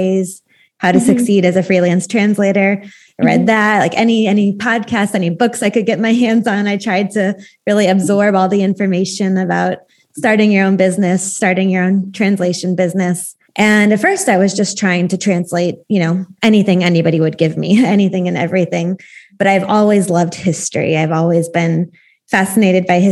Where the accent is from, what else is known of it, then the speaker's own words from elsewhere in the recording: St. Louis, Missouri, United States; moved away as an adult; also born or lived in Austria; now in Oregon, United States; I'm from St. Louis, Missouri, which is right in the middle of America. But now I live in Oregon on the West Coast.